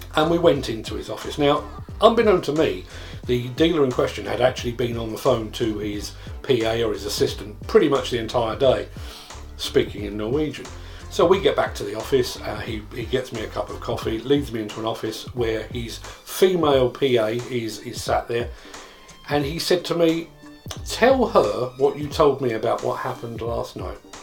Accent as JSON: {"language": "English", "region": "England", "country": "United Kingdom", "said": "I'm an Englishman"}